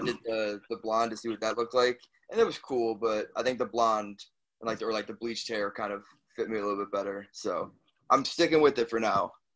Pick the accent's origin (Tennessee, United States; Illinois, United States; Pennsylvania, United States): Illinois, United States; Chicago; born or raised there; moved away; also born or lived in New Jersey